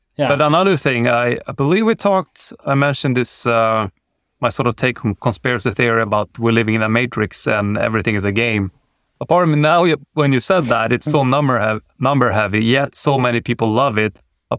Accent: Sweden; I'm very much inspired by where I grew up in the Swedish outback, and kids, myself included, tend to be quite dicky.

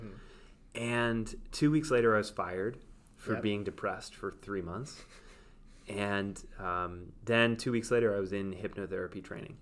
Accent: New York, United States; And it was so new to feel relaxed as a New Yorker that I was like, whoa, what is this?

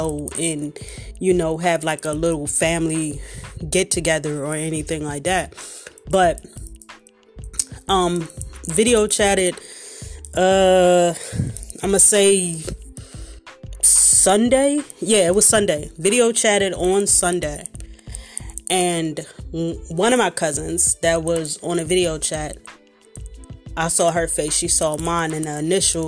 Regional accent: Philadelphia, Pennsylvania, United States; I'm from Philly, so we use crazy as to represent everything

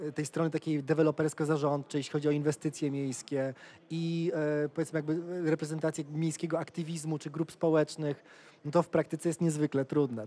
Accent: Poland; w Polsce przekonanie cały czas, a ja się wychowałem w latach 90.

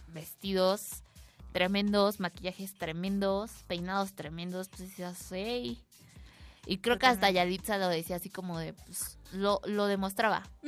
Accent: Mexico; como buenos mexicanos que somos

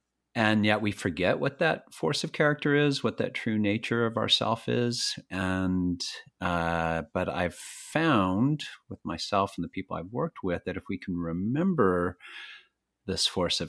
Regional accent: Fort Worth, Texas, United States; now in Catskill Mountains, United States; I grew up in Texas. I live in New York, just north of New York City now in the Catskill Mountains. But I grew up in Texas, in Fort Worth.

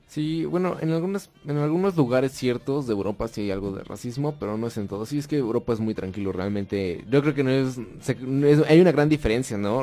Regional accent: Mexico; acá siendo mexicanos

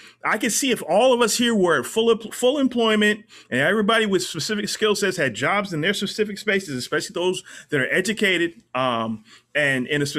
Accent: United States

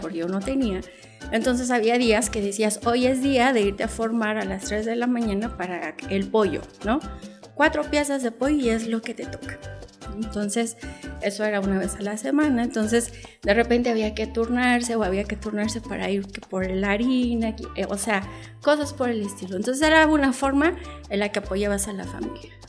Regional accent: Cuba; now in Mexico; Hay algo que aprendes en Cuba y es que nada te pertenece. O sea, lo único que te pertenece como cubano eres tú

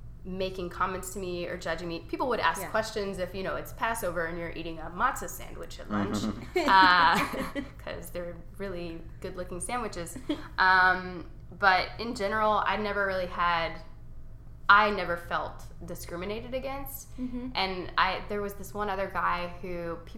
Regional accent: Beaumont, Texas, United States; I grew up Jewish in Beaumont

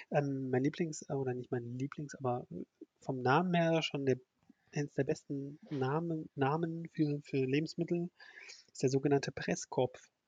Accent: Oberhausen, North Rhine-Westphalia, Germany; also für Ruhrgebietsverhältnisse, ich komme ja aus Oberhausen, da gibt es fünf Autobahnen in Oberhausen.

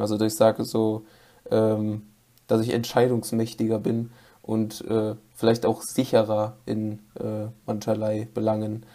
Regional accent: North Rhine-Westphalia, Germany; Ich komme, wie schon erwähnt, aus NRW

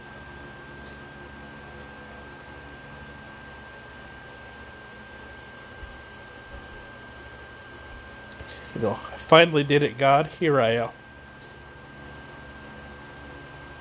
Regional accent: Knoxville, Iowa, United States; I'm from Knoxville, Iowa.

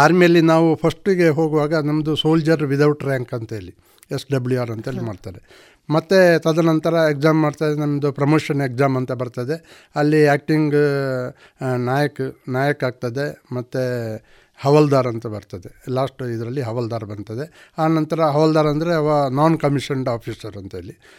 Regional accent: Bantwal, Karnataka, India; ನನ್ನ ಹುಟ್ಟೂರು ಬಂಟ್ವಾಳ ತಾಲೂಕು ಕೆದಿಲ ಗ್ರಾಮದ ಕಂಪ ಎಂಬಲ್ಲಿ

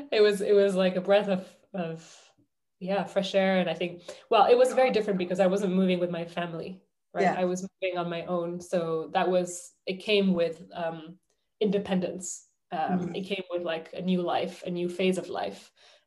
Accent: London, United Kingdom; I would say that I'm a Londoner, or I'm from London, or I would say I'm French, but I grew up in London.

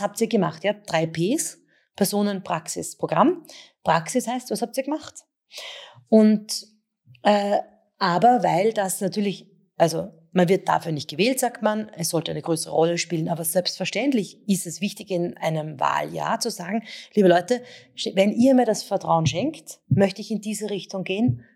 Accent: Vienna, Austria; bin ja selber aus der Donaustadt

